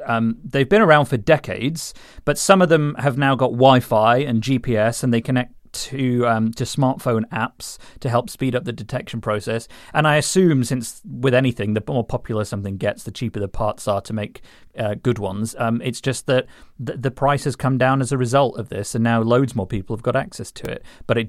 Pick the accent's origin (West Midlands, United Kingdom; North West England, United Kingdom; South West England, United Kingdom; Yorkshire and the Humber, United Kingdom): Yorkshire and the Humber, United Kingdom; Rotherham; I mean, I grew up in Rotherham, so it was probably just old knives discarded from local murderers and things like